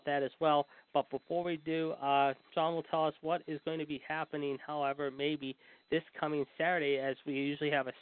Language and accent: English; Pittsburgh, Pennsylvania, United States; my hometown of Pittsburgh